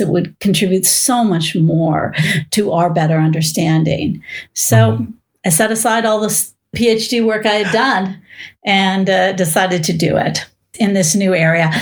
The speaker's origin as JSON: {"language": "English", "area": "Bay Area", "region": "California", "country": "United States", "tie": "born or raised there", "said": "I was born in the Bay Area before it was Silicon Valley"}